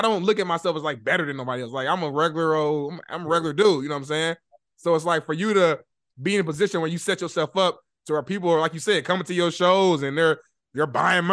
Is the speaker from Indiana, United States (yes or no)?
yes; Indianapolis, Indiana, United States; moved away as an adult; now in Los Angeles, United States; I'm not from LA, by the way. I'm a Midwest guy. I'm from Indianapolis, Indiana. But I moved out to LA back in 2018.